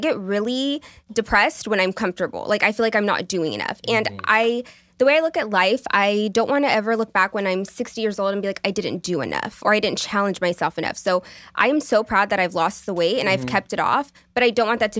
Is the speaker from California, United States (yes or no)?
yes; Merced, California, United States; So again, I used to hate that I was from Merced, but now I love it because, again, who I am and the friendships that I have and the way that I appreciate things is because being raised here.